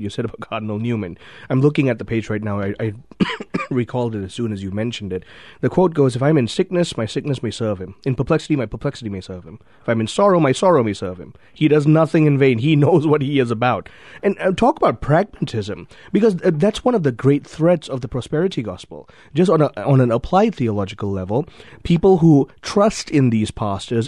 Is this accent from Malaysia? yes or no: yes; Malaysia; I grew up in Malaysia.